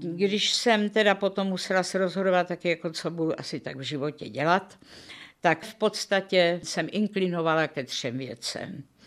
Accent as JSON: {"language": "Czech", "region": "Prague", "country": "Czechia", "tie": "born or raised there", "said": "Narodila jsem se v červnu 1936 v Praze"}